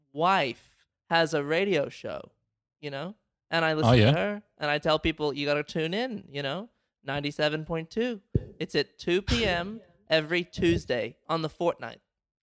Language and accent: English; United States; I am both American, I'm a patriot, and also I can speak to the dead.